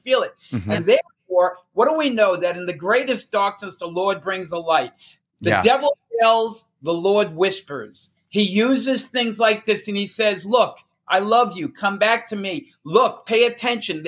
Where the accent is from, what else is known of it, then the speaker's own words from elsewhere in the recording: New Jersey, United States; We're two guys from Jersey.